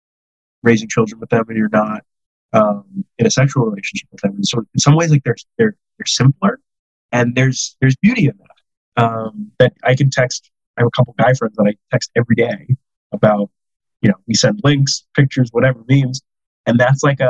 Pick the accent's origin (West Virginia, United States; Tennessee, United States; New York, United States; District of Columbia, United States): New York, United States; Long Island; moved away; also born or lived in Scotland; I grew up on Long Island